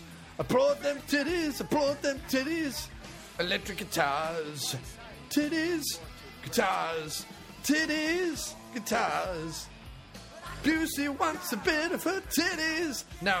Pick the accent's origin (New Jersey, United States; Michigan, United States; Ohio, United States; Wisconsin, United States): Michigan, United States; Detroit; I don't know why I'm doing this accent. I'm from Detroit.